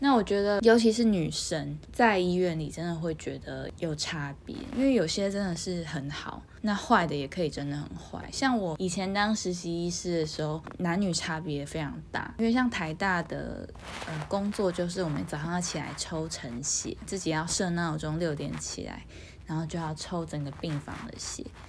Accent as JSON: {"language": "Chinese", "country": "Taiwan", "said": "身为一个台湾人"}